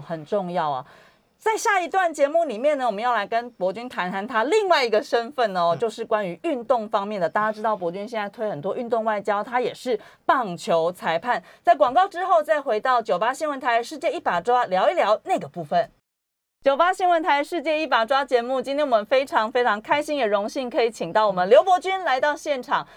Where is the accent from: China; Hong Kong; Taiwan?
Taiwan; 我们台湾人